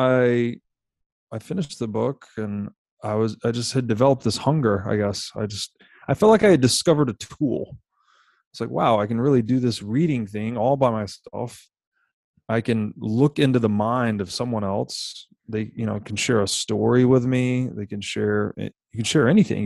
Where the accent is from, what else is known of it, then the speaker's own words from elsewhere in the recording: Tennessee, United States; I grew up in Tennessee